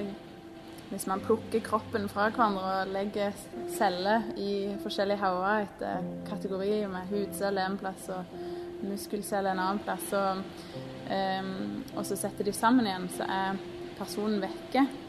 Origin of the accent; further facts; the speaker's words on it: Vigrestad, Rogaland, Norway; født og oppvokst på Vigrestad